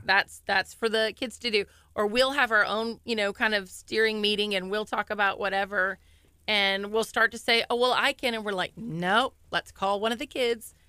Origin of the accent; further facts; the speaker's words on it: Deer Park, Texas, United States; I've lived in Deer Park my whole life.